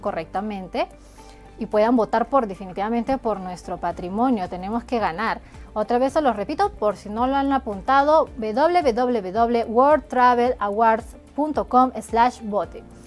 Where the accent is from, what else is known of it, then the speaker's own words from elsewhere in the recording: Peru; Somos peruanos, tenemos que aportar a nuestro país